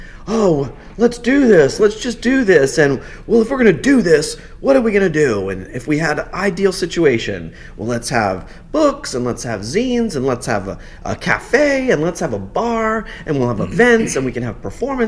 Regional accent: New Orleans, Louisiana, United States; now in New York, United States; I am originally from New Orleans, and I moved to New York in 2000

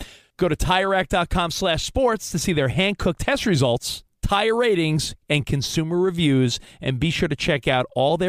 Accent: Long Island, New York, United States; And I'm from Long Island

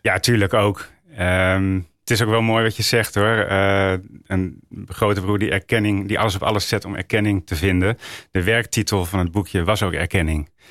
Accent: Roden, Drenthe, Netherlands; also born or lived in Friesland / Groningen; ik kom uit Noord-Nederland

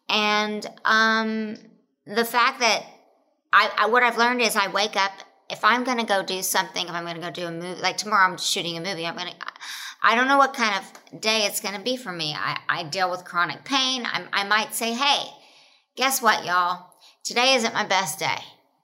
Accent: Oklahoma, United States; born or raised there

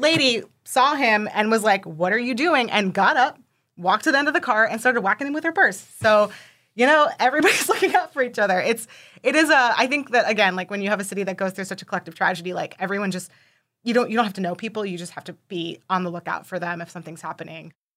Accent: New York City, New York, United States; moved away as an adult; also born or lived in New Jersey; now in Philadelphia, United States; I'm actually from Brooklyn, born and raised, uh, lived there right before moving to Philly last year

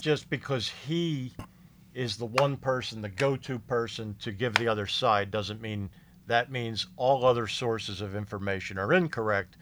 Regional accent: Philadelphia, Pennsylvania, United States; moved away as an adult; also born or lived in Florida / West Palm Beach / Fort Pierce; I grew up in Philadelphia area

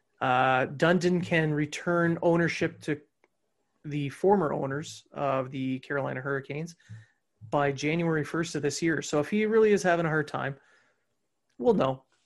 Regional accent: Canada; we're Canadian

